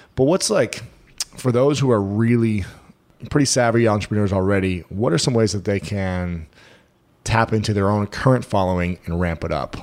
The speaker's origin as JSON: {"language": "English", "region": "Ohio", "country": "United States", "said": "I'm from Ohio."}